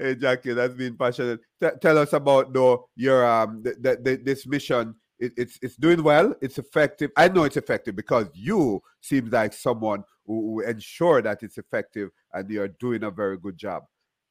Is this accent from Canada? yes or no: no; Jamaica; now in Miramar, United States; I'm Jamaican.